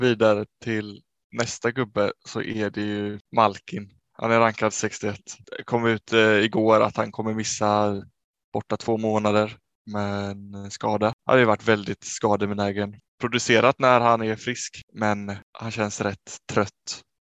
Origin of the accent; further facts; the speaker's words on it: Sweden; vi som två svenskar hemma